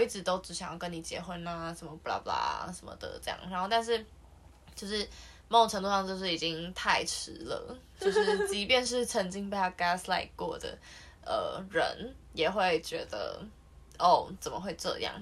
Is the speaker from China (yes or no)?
no; Taiwan; 我们是台湾的观众